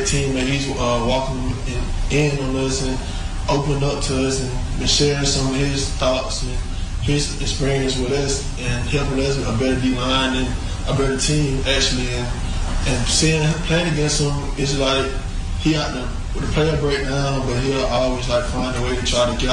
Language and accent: English; Montgomery, Alabama, United States; I'm from Montgomery